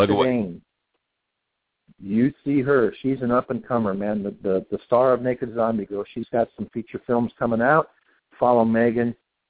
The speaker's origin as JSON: {"language": "English", "town": "Bakersfield", "region": "California", "country": "United States", "tie": "born there", "also_born_or_lived": "San Diego / Laughlin, Nevada", "said": "I was born in Bakersfield, but lived most of my life here. I've lived in San Diego. I've lived in Laughlin, Nevada."}